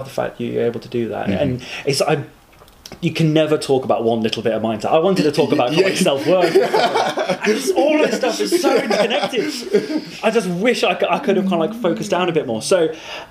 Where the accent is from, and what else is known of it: United Kingdom